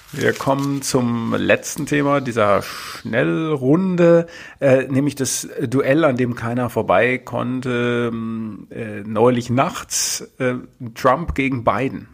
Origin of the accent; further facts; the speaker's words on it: Berlin, Germany; als Berliner